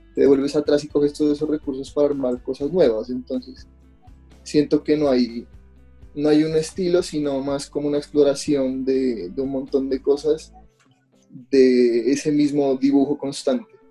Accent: Pasto, Nariño, Colombia; now in Bogotá, Colombia; mi ciudad natal, digámoslo así, de, Pasto

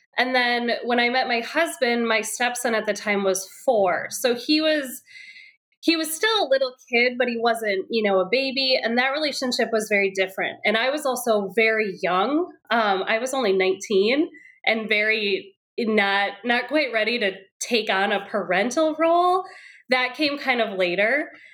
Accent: Wisconsin, United States; moved away as an adult; now in Brooklyn, United States; I'm originally from Wisconsin. That's where I grew up

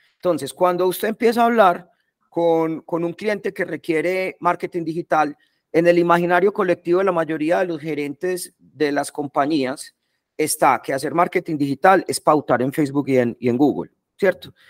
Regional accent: Medellín, Antioquia, Colombia; also born or lived in England; soy de acá de Medellín, vi toda la vida pues en Medellín

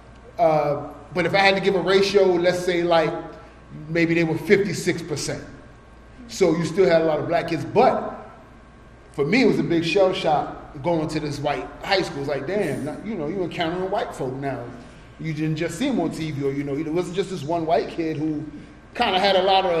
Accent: New York City, New York, United States; when I grew up in Brooklyn

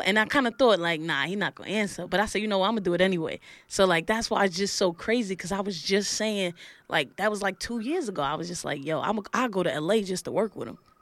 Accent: New York City, New York, United States; also born or lived in Laurinburg, North Carolina; I'm from Brooklyn

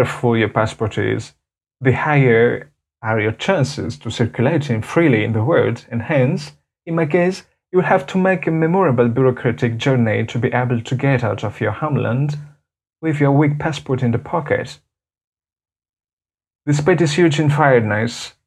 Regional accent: Madagascar; from Madagascar

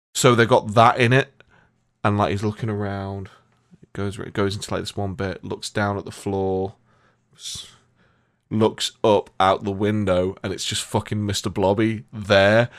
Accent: Nottingham, East Midlands, United Kingdom; my hometown, uh, at one point. They came to Nottingham

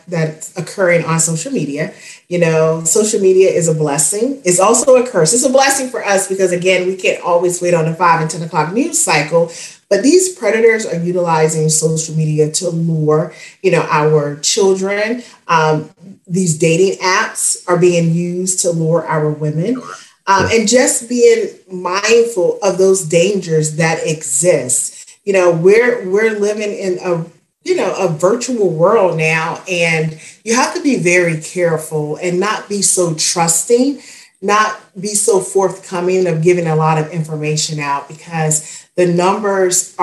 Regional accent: Spartanburg, South Carolina, United States; my hometown of Spartanburg, South Carolina.

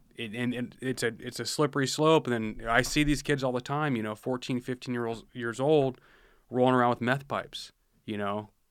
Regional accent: Washington, United States; moved away as an adult; I grew up in Washington

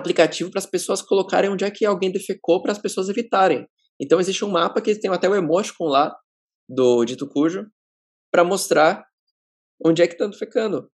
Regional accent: ABC Paulista, São Paulo, Brazil; A gente é do ABC paulista, no ABC paulista a cultura do skate ainda é forte

